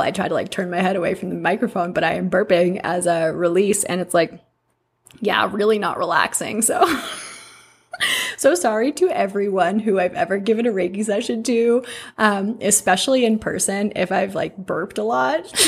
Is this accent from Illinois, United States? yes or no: no; Massachusetts, United States; born or raised there; moved away